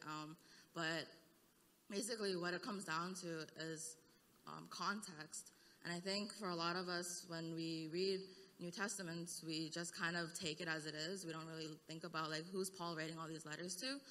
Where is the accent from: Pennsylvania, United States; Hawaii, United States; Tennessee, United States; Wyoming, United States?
Hawaii, United States; now in Seattle, United States; I'm from Hawaii